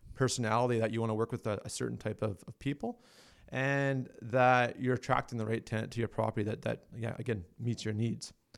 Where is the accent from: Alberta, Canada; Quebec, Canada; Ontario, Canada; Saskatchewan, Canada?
Alberta, Canada; I'm from Alberta